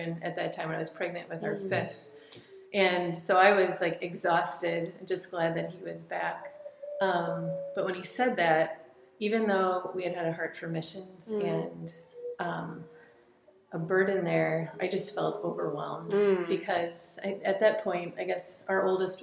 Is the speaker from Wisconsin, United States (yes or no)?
yes; Wisconsin, United States; moved away as an adult; now in South Africa; I grew up in Wisconsin